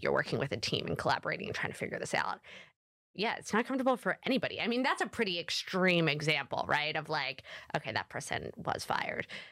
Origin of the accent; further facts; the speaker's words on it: Philadelphia, Pennsylvania, United States; I am from Philadelphia, and I continue to live in Philadelphia